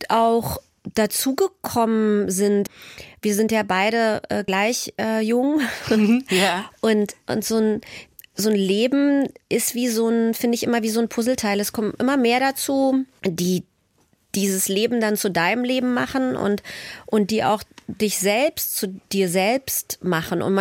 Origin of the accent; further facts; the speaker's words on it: East Germany, Germany; ich würde mich immer ganz stark als, als Ostdeutsche bezeichnen und gleichzeitig aber eben auch als Jüdin.